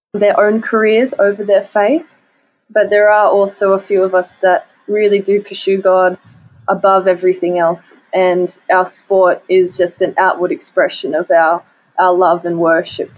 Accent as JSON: {"language": "English", "country": "Australia", "said": "as an Australian athlete"}